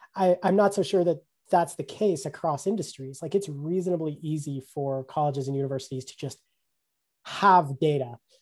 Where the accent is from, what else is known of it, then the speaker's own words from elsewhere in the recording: Colorado, United States; my home state of Colorado